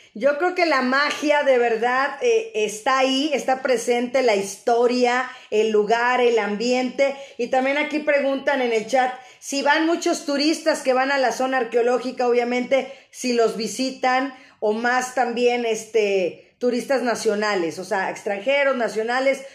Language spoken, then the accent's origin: Spanish; Mexico; somos hermanos, somos mexicanos